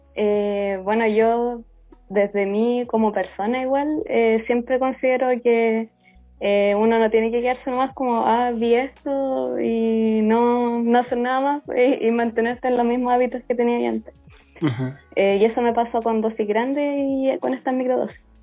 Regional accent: Concepción, Biobío, Chile; soy de Concepción

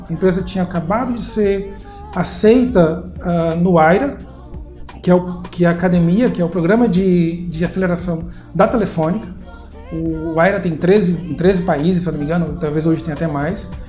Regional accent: João Pessoa, Paraíba, Brazil; moved away as an adult; also born or lived in Belo Horizonte / São Paulo; eu sou de João Pessoa, voltei para João Pessoa em 2008

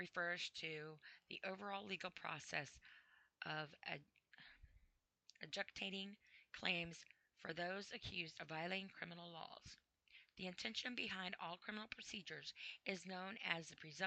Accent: United States; I am an American. I'm proud to be an American

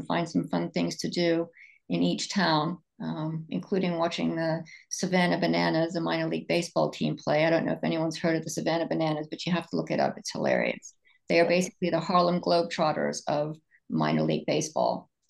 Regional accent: England, United Kingdom; born there; I was born in England, and so it's always, going to Ireland has always been something that I've wanted to do.

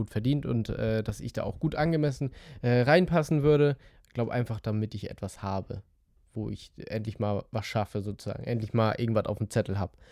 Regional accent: Schleswig-Holstein, Germany; ich komme aus Dittmarschen, ähm, alle äh, liebe Grüße an alle Dittmarscher, die gerade zuhören.

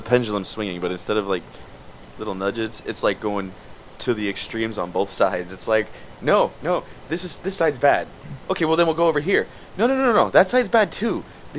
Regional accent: Miami, Florida, United States; born or raised there

